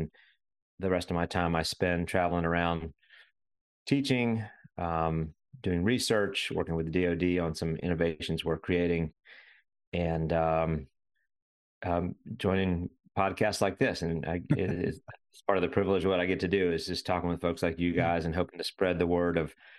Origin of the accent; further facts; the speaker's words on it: Winston-Salem, North Carolina, United States; now in Raleigh, United States; So I grew up in Winston-Salem, North Carolina, middle of the state.